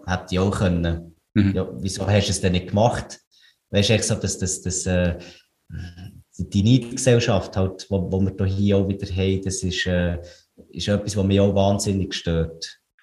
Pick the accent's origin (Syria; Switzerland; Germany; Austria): Switzerland; wir, wir sind Schweizer